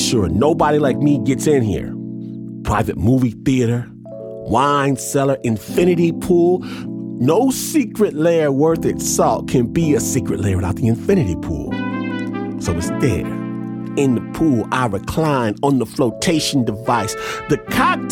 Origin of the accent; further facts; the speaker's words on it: Michigan, United States; I'm from Michigan